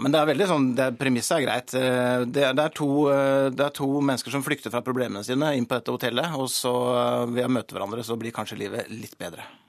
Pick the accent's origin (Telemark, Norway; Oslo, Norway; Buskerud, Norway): Buskerud, Norway; Gol; jeg kommer fra Gol og har vokst opp på et hotell